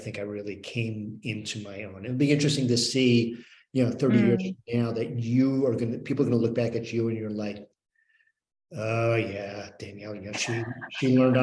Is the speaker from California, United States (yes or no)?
no; New York metropolitan area, United States; moved away as an adult; also born or lived in Northwest Pennsylvania; now in Pennsylvania, United States; growing up in the New York metropolitan area